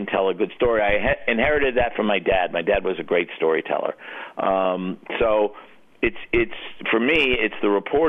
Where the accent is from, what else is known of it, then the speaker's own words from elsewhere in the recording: New York City, New York, United States; growing up in New York City